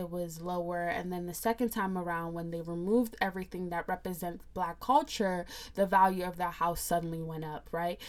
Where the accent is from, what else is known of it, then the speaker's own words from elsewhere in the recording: United States; I'm a Nigerian American. I say that because I was born here